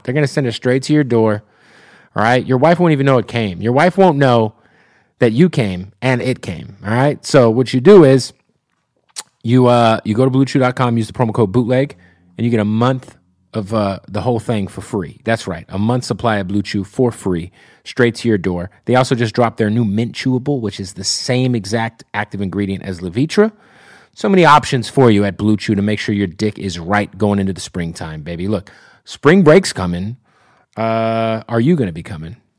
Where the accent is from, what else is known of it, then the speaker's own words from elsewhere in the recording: Phoenix, Arizona, United States; moved away; also born or lived in Tampa; I'm from Phoenix